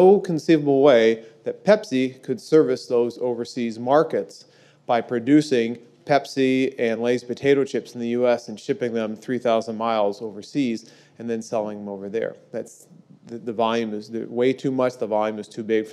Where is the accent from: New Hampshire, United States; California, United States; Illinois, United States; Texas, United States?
Illinois, United States; Peoria; my hometown of Peoria, Illinois